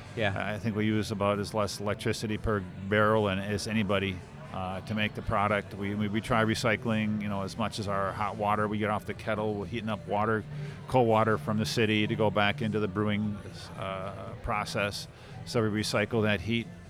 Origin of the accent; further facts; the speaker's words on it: Brown Deer, Wisconsin, United States; my brother and myself, we grew up in Brown Deer, uh, Wisconsin